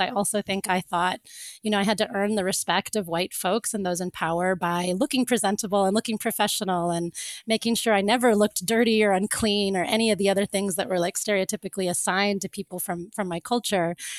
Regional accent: Florida, United States; also born or lived in Cape Town; I grew up in Florida

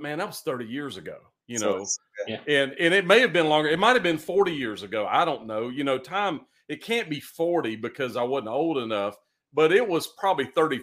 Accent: Eastern North Carolina, United States; also born or lived in Raleigh, North Carolina; I'm from Raleigh originally, but I grew up in Eastern North Carolina

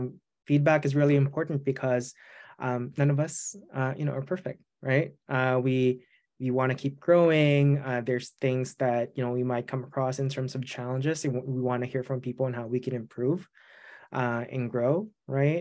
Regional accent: Philippines; English is a second language; now in United States; I'm an immigrant. I grew up in the Philippines.

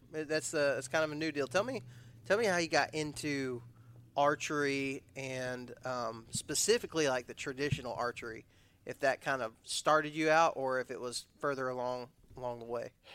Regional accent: Odessa, Texas, United States; I was from West Texas

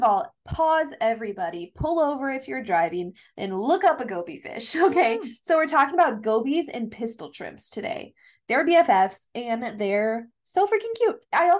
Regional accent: Kansas, United States; I'm from Kansas and I'm nice.

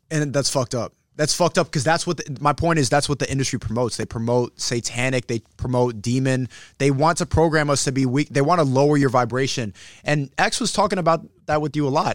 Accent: New York, United States; I'm from New York

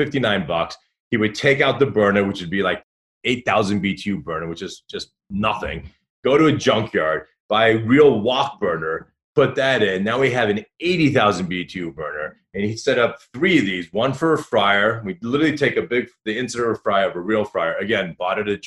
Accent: Dayton, Ohio, United States; also born or lived in Newport Beach, California; I grew up in Dayton, Ohio

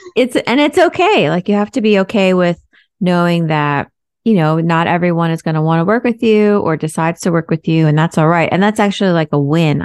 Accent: New York, United States; I'm from here. I was born here

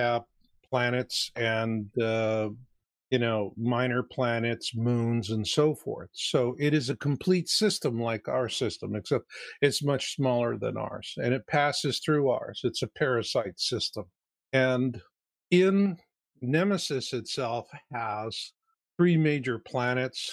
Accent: Arizona, United States; I grew up in Arizona.

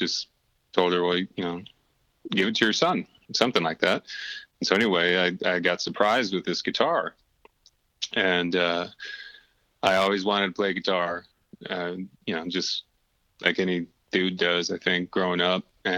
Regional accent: Whidbey Island, Washington, United States; also born or lived in Norway / Tampa, Florida; And so I was born in Norway. We're over there for a couple of years. You know, I don't obviously don't remember it. But then the family moved back to Whidbey Island and spent some years there. And then the family moved to Tampa, Florida, spent some years there.

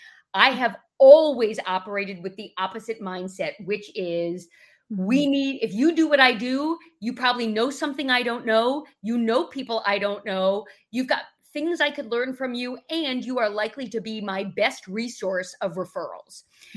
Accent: New York, United States; accent: New York; People can typically tell that I'm from the Northeast, but not really sure. And a New York accent is something that I'm proud to be from New York

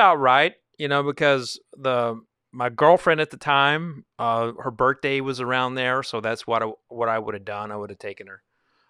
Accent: Texas, United States; when there was an artist from Texas, I kind of felt like, you know, they're from my home state, you know?

